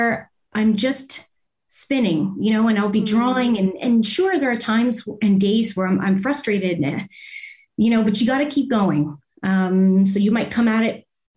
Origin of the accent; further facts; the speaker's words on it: Windsor, Ontario, Canada; also born or lived in Toronto; I'm from Windsor, Ontario